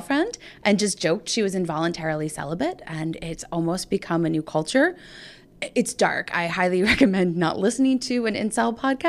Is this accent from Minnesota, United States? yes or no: no; Pittsburgh, Pennsylvania, United States; And so we're both from Pittsburgh.